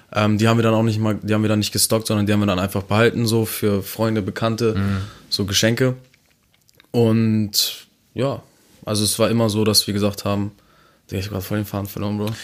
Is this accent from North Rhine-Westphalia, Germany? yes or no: no; Neumünster, Schleswig-Holstein, Germany